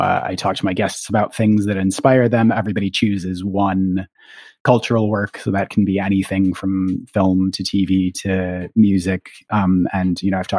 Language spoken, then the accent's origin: English; Minneapolis, Minnesota, United States; also born or lived in London, United Kingdom; now in New York City, United States; I grew up in the Twin Cities in Minnesota